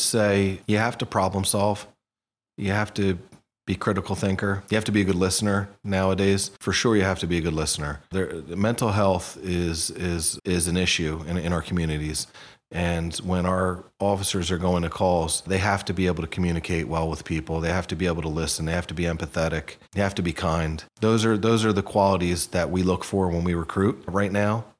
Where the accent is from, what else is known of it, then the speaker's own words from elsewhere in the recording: Hamilton, New Jersey, United States; also born or lived in Princeton; I was born in Princeton at the, at the hospital, but I was raised in Hamilton, so just a stone throw away